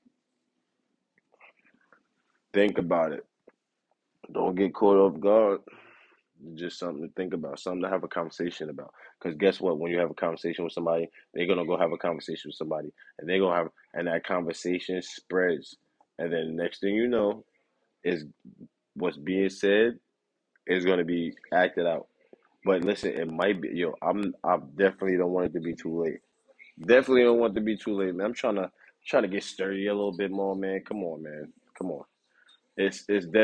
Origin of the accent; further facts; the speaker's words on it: New York City, New York, United States; I'm from New York